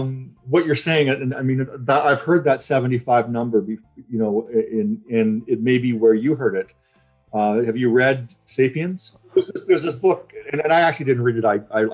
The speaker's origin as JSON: {"language": "English", "country": "Canada"}